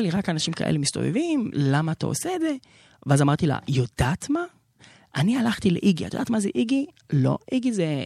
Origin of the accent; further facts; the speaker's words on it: Haifa, Haifa District, Israel; גדלתי שם למשפחה דתית